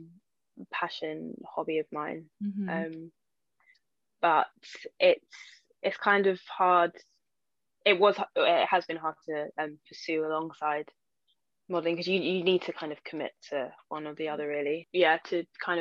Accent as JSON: {"language": "English", "region": "London", "country": "United Kingdom", "said": "I'm like from East London"}